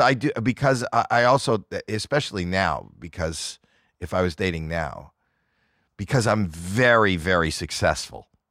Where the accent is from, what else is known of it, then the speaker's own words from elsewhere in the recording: Toronto, Ontario, Canada; I'm from Toronto, Canada, where it's very cold